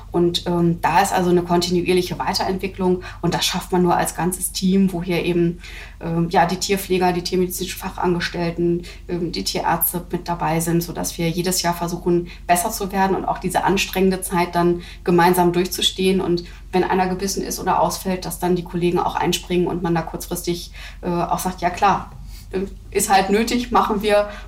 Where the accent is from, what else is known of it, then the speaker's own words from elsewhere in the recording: Hamburg, Germany; Also auch ich bin ja aus Hamburg und nicht, nicht Schleswig-Holsteiner